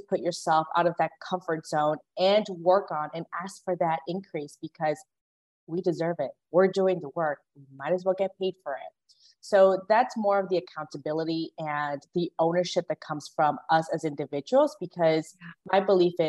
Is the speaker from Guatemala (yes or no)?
yes; Guatemala; moved away; I was born in Guatemala, and I'm the first one in my family to graduate from high school